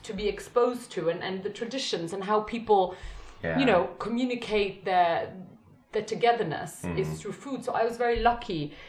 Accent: Brussels, Brussels-Capital Region, Belgium; I think also growing up in Brussels, you know, which is the center of the European Union.

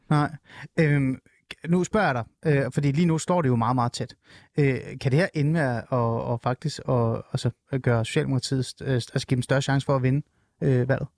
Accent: Iran; now in Denmark; jeg er jo iraner

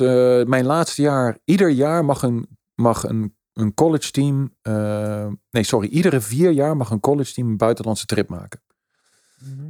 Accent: Netherlands; moved away; also born or lived in United States / Italy

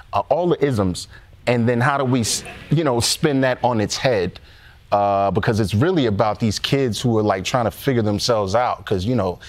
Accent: New York, United States; we're born and raised in New York

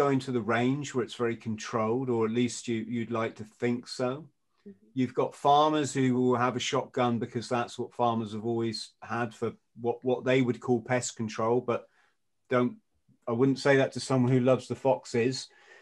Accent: England, United Kingdom; as an Englishman

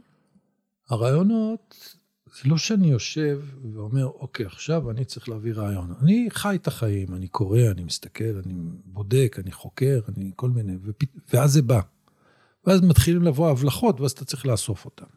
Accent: Israel

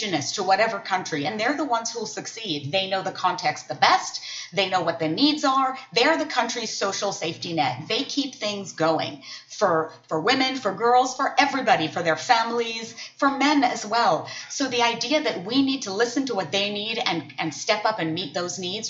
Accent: United States; as an American woman

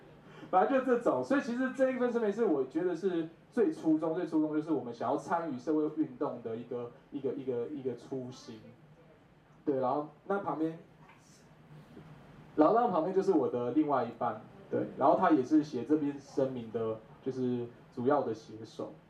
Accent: Kaohsiung, Taiwan; 因为我从小就是在高雄长大，然后我是一直到了二零一五年，我爸妈退休回到部落之后，我们才开始。在部落生活

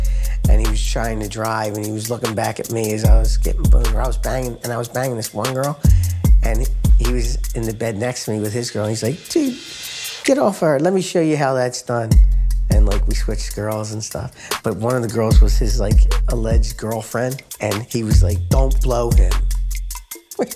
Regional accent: Delaware County, Pennsylvania, United States; I grew up in Delaware County, Pennsylvania

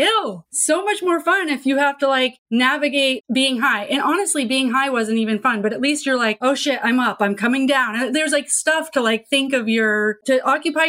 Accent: Vermont, United States; I grew up in Vermont too, super liberal

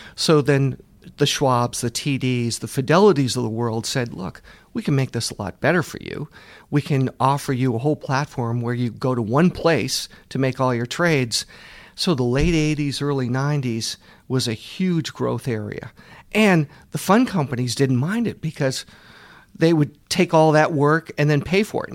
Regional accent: Boston, Massachusetts, United States; I grew up in the Boston area, went to Babson College

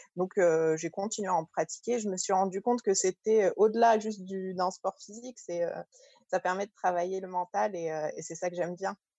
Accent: Paris suburbs, Île-de-France, France; also born or lived in Algeria; je suis née en Algérie, j'ai grandi en France, en banlieue parisienne.

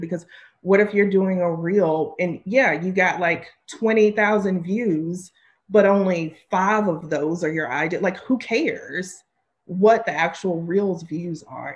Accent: the South, United States; I grew up in the South

